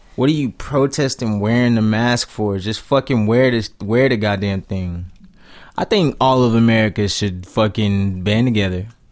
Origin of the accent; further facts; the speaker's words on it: United States; I'm an American man